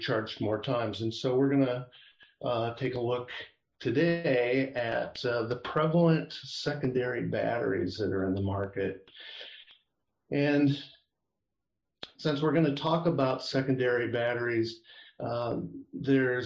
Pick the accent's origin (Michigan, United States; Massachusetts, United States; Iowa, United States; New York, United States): Iowa, United States; moved away as an adult; also born or lived in San Francisco Bay Area, California; now in Sacramento foothills, California, United States; Born and raised in Iowa, education there as an undergraduate